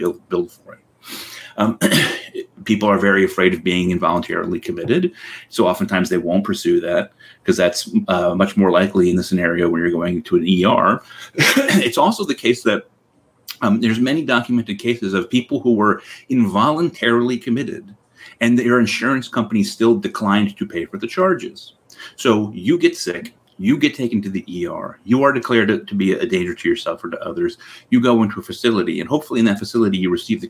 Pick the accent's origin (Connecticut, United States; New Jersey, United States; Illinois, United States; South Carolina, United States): Connecticut, United States; so in my hometown in Connecticut, there's Connecticut Valley Hospital